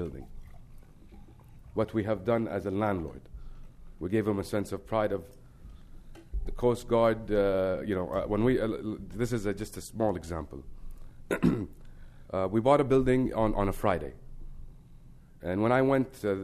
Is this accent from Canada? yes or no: no; Kuwait; we come from Kuwait, which is a very, thankful country to the United States